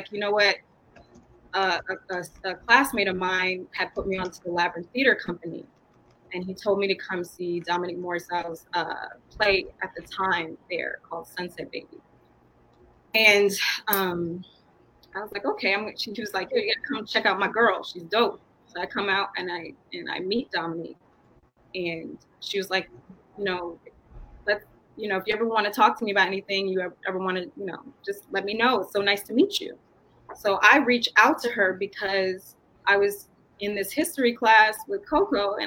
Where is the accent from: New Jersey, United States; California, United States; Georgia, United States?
Georgia, United States; Atlanta; moved away as an adult; now in New York, United States; So I come from Atlanta and went to all black schools, most of my grade school. I hopped from New York to here, but I was mainly rooted there.